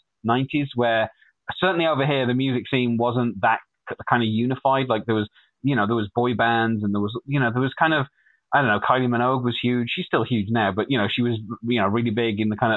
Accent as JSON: {"language": "English", "town": "Wolverhampton", "region": "West Midlands", "country": "United Kingdom", "said": "I'm from a city called Wolverhampton, which is in the Midlands, in the UK, or more specifically in the Midlands of England"}